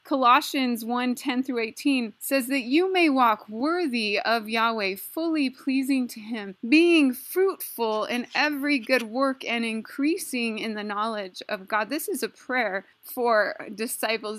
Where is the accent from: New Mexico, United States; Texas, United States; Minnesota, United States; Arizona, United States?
New Mexico, United States; Taos; my hometown in New Mexico, Taos